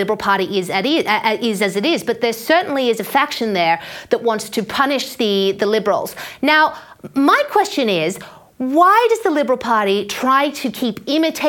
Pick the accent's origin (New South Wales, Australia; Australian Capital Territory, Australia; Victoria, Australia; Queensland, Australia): Queensland, Australia; moved away; my home state of Queensland